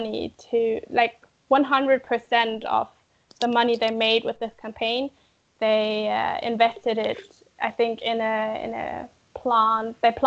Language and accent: English; Germany; I come from Germany